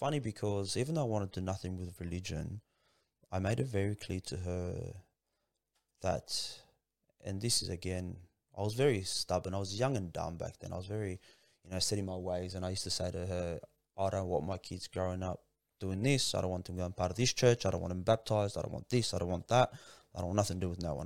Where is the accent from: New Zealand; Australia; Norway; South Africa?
Australia; Sydney, New South Wales; also born or lived in Kingswood / Lakemba / Revesby / Padstow; most of my childhood was, uh, spent in Punch Bowl, man. I grew up in Punch Bowl